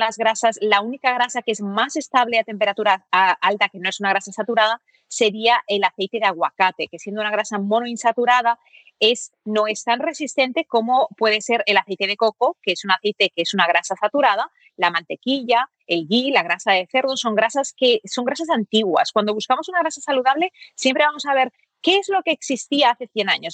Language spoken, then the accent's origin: Spanish; Barcelona, Catalonia, Spain; moved away; also born or lived in United States; donde yo me crié en Barcelona